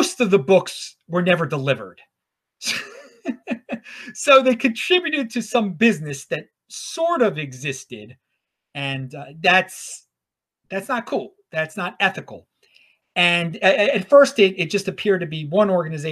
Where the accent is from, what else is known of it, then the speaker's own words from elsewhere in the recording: Baltimore, Maryland, United States; now in Los Angeles, United States; I'm from Baltimore originally